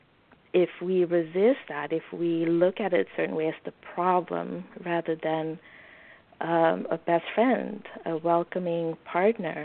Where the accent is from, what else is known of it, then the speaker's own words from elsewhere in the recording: Suriname; moved away; I grew up in Suriname